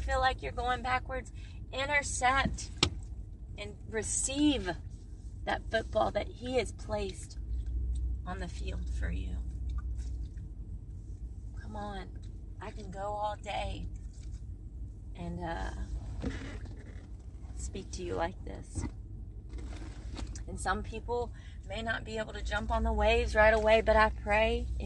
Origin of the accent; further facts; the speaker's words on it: Okinawa, Japan; I was born in Okinawa, Japan